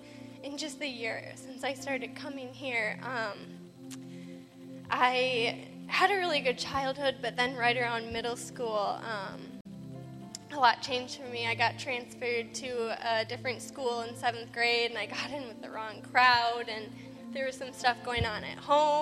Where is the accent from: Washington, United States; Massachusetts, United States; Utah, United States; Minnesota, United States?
Minnesota, United States; Excuse the coat. I'm from Minnesota, but I'm still freezing right now.